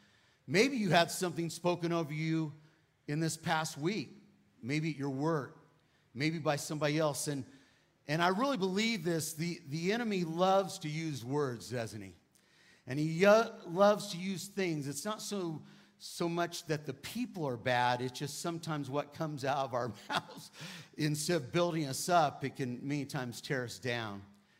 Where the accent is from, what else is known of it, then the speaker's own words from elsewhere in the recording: California, United States; accent: Cali-Texan; moved away as an adult; now in Texas, United States; I'm actually from California, but I've been at Lakewood for 20 years, so I call myself a Cali-Texan, right? It's like half and half, but I don't have the twang yet.